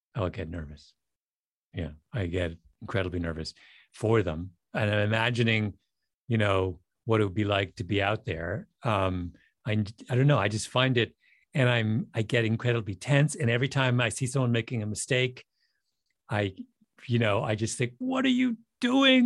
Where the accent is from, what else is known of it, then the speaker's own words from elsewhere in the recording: Canada; I grew up in Canada